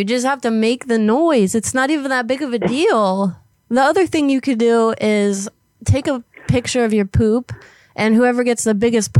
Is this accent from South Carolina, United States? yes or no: no; Pennsylvania, United States; I'm from PA.